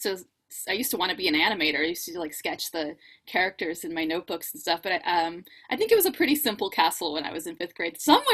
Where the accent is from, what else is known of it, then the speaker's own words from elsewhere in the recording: Germantown, Tennessee, United States; moved away as an adult; also born or lived in Burbank, California / Orlando, Florida; Well, I was born in Burbank, California, and we lived there until I was 10. And when I was 10 years old, we moved to Germantown, Tennessee, which is right outside of Memphis.